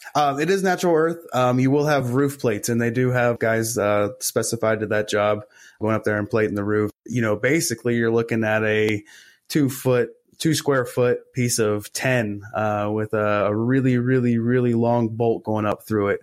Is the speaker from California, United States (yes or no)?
no; Morgantown, West Virginia, United States; in my hometown of Morgantown, uh, West Virginia